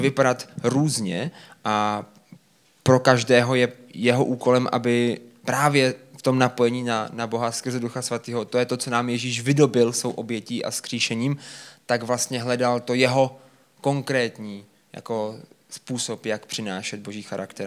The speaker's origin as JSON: {"language": "Czech", "town": "Brno", "region": "South Moravian Region", "country": "Czechia", "said": "my jsme z Brna"}